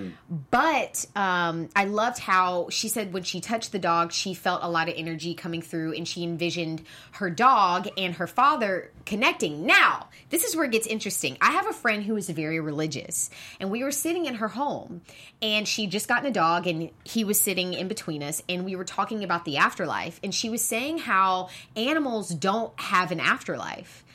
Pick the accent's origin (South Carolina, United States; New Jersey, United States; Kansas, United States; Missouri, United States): South Carolina, United States; Charleston; I'm from the South, I'm from South Carolina